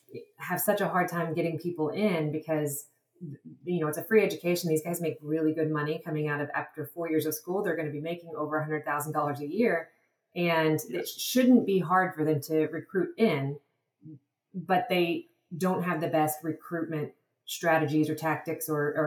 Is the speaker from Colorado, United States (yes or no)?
no; Texas, United States; also born or lived in Madagascar; I'm originally from Texas